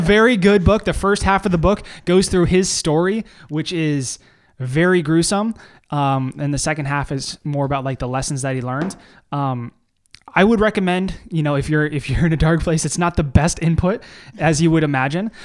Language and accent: English; Canada; I am a Canadian significant other